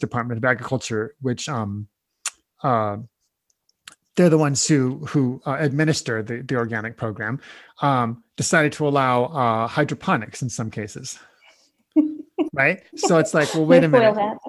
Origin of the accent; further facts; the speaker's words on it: Nebraska, United States; I was born and raised in Nebraska, in the middle of the country, kind of the breadbasket of the U.S. there. And I heard about no-till there growing up